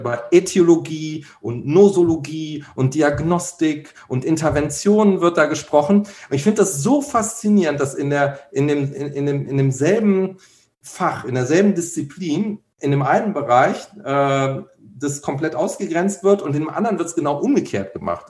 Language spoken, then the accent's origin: German; Cologne, North Rhine-Westphalia, Germany; hier als Kölner